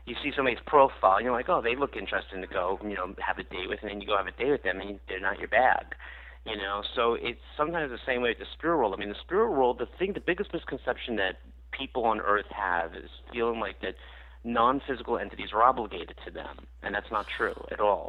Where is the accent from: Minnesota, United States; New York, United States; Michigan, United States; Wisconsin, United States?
New York, United States; I grew up in New York